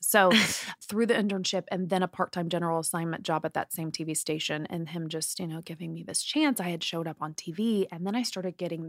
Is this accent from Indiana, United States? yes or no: yes; Indiana, United States; I mean, I'm from the Midwest in Indiana. And so Hollywood for me, because I'd never really left Indiana.